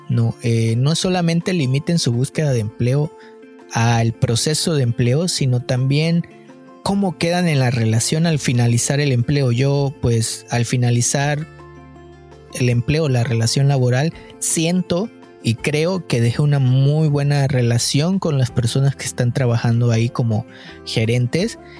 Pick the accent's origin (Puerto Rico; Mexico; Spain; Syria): Mexico; moved away; yo soy mexicano